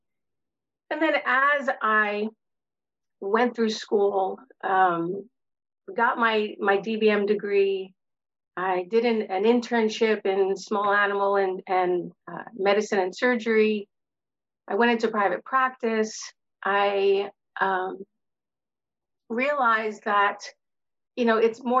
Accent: New York City, New York, United States; I grew up in Brooklyn, New York, and my world was filled with concrete and bricks

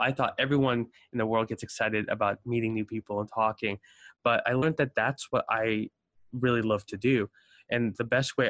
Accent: South Africa; now in United States; So I immigrated from South Africa to the States in 07. And, you know, I go with the adage that most immigrants are lawyers, doctors, or failures.

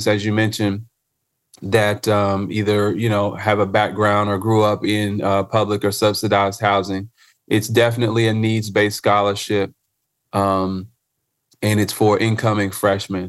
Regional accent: Charlotte, North Carolina, United States; I'm a native Charlottean, right? So I grew up right here in Charlotte, North Carolina

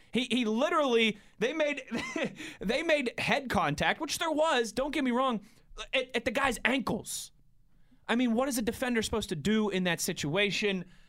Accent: Pittsburgh, Pennsylvania, United States; moved away as an adult; also born or lived in Philadelphia / Cleveland area, Ohio; July twenty-sixth, I moved home from Philadelphia

